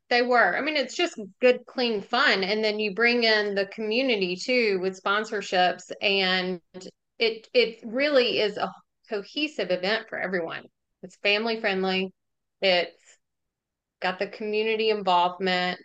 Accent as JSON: {"language": "English", "town": "Jackson", "region": "Mississippi", "country": "United States", "tie": "born or raised there", "also_born_or_lived": "Oxford, Mississippi", "said": "I grew up in Jackson and then um, went to school here 2000, 2004"}